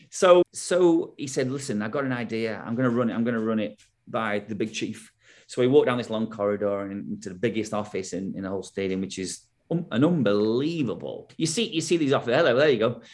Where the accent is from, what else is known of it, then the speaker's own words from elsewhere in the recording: England, United Kingdom; moved away as an adult; also born or lived in United States; obviously we're English